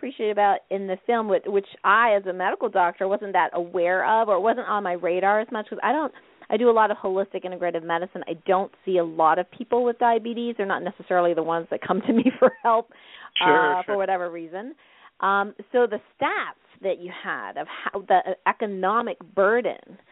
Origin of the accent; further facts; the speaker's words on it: Canada; living in Canada, you know, growing up in Canada